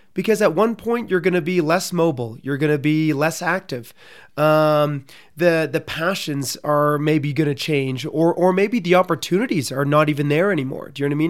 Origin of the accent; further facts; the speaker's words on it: Canada; I'm from Canada